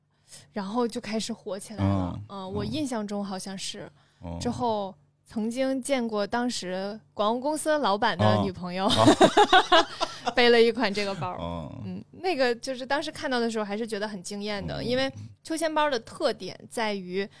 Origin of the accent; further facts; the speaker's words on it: China; 我们中国人就是要喝热水，无论怎么样。